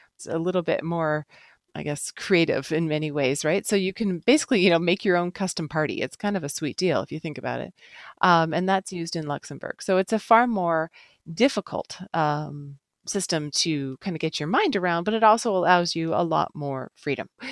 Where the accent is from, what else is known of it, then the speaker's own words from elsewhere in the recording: Canada; being Canadian